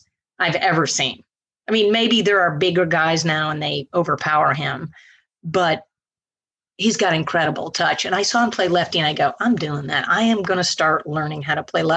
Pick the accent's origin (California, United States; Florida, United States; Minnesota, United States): Florida, United States; Naples; also born or lived in Linville Ridge, North Carolina; I'm from Naples.